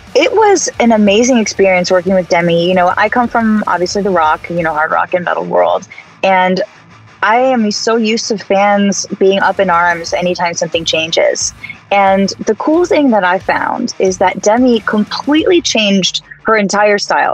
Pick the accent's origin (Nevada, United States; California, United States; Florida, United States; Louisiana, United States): California, United States; the Valley, Southern; As a SoCal girl growing up in the Valley, 95.5 was my radio station